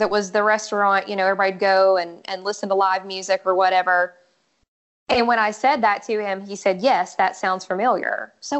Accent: Wayne County, West Virginia, United States; now in Huntington, United States; I grew up in Wayne County and, you know, have lived in Huntington for years.

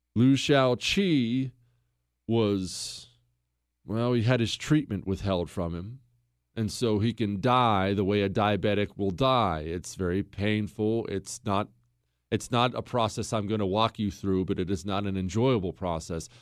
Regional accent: United States; I'm an American

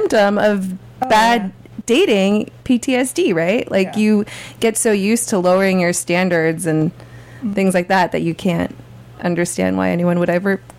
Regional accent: California, United States; As a California native

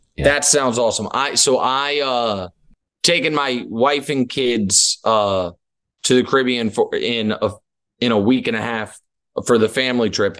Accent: Missouri, United States; moved away; I'm from Missouri

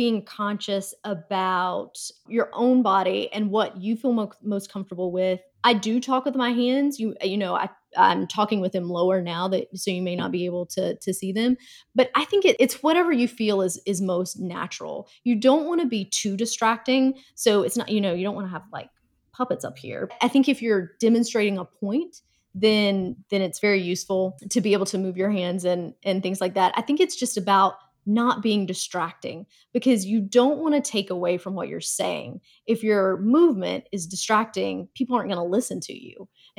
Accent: North Carolina, United States; Oddly enough, I am from North Carolina, and if I go back home, my accent will definitely come out very, very strong.

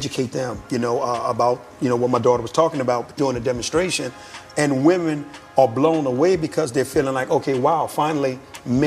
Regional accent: New Orleans, Louisiana, United States; moved away as an adult; I'm from New Orleans

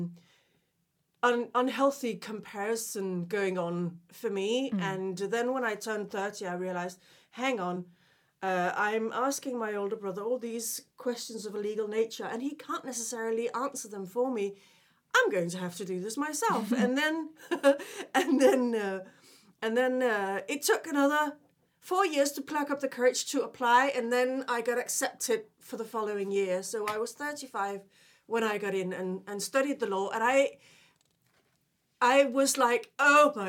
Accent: Denmark; English is a second language; moved away as an adult; also born or lived in London; now in United Kingdom; I was born originally in Denmark, and I actually lived abroad in my 20s.

